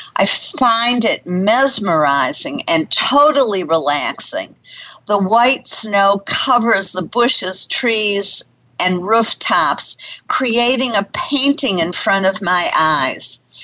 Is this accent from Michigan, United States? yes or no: yes; Detroit, Michigan, United States; now in Dallas, United States; growing up in Detroit